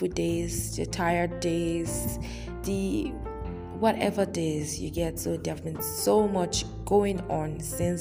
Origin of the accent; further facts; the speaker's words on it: Nigeria; as an African, as a Nigerian to be specific, as a Yoruba lady